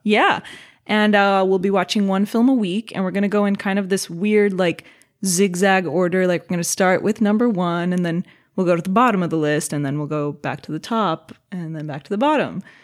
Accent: Los Angeles, California, United States; I was born and raised in Los Angeles.

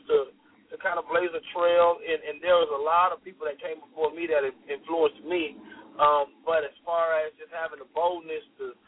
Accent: Deerfield Beach, Florida, United States; now in Fayetteville, United States; I'm from a small town called Deerfield Beach, which is near Fort Lauderdale, Florida.

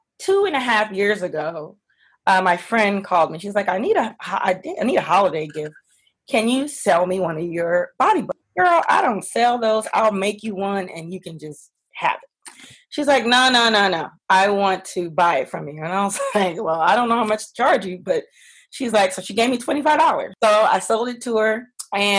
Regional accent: Los Angeles, California, United States; also born or lived in Washington, D.C.; I'm originally from Los Angeles

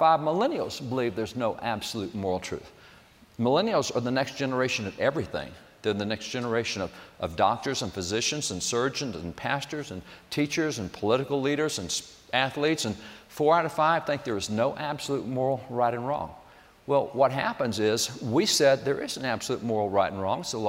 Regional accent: Texas, United States; I was a cowboy from Texas

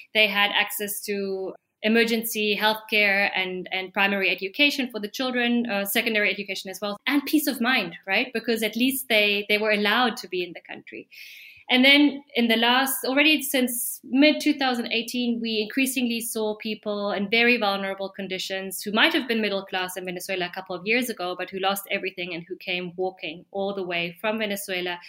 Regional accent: Germany; now in Peru; I am a foreigner, I am German.

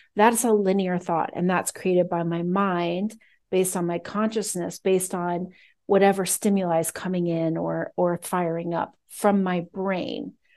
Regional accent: United States; I'm American

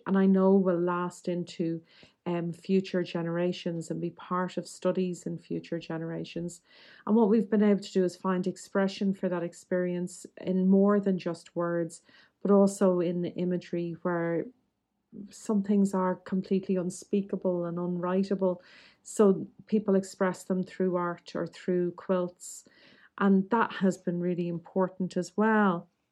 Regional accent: Dublin, Leinster, Ireland; nineteen seventies and eighties Catholic Dublin

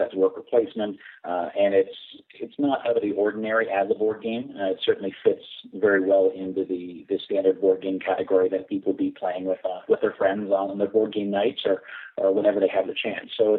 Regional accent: Canada; We're Canadian

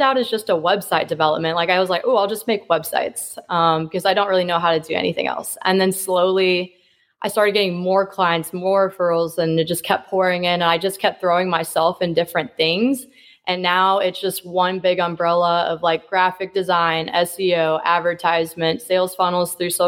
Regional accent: Kansas City, Missouri, United States; I'm from Kansas City, Missouri

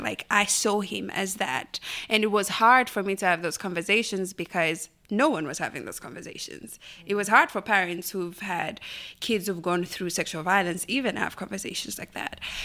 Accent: Lusaka, Lusaka Province, Zambia; moved away; I grew up in a small compound called Linda in Lusaka.

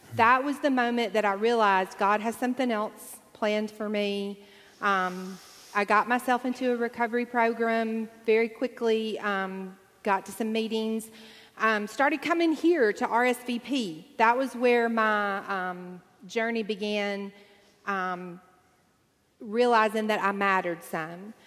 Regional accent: Deep South, United States; I grew up in the Deep South

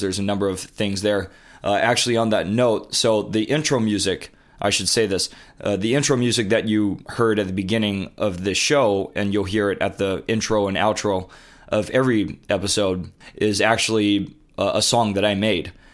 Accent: Honolulu, Hawaii, United States; moved away as an adult; also born or lived in Coronado, California / Santa Clara, California / Boston, Massachusetts; I moved to Honolulu, Hawaii when I was a toddler and grew up there all throughout high school

